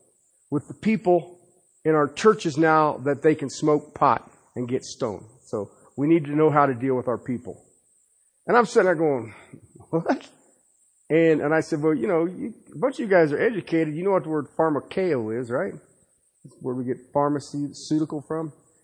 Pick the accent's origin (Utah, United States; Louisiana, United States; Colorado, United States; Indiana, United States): Colorado, United States; Anytime I travel somewhere and I tell them I'm from Colorado, they want to know about the pot.